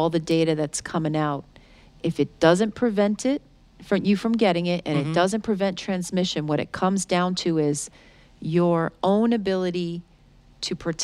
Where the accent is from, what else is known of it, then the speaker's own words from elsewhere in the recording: New York, United States; I'm from New York.